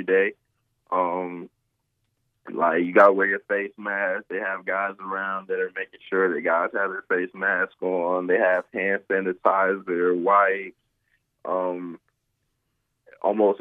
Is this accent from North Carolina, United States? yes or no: yes; North Carolina, United States; I'm from North Carolina